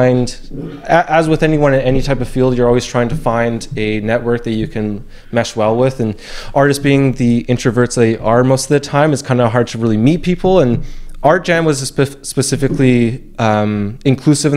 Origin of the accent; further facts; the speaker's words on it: Tsawwassen, British Columbia, Canada; moved away as an adult; I grew up in Tawasin, this small suburban town, about like half an hour away from Vancouver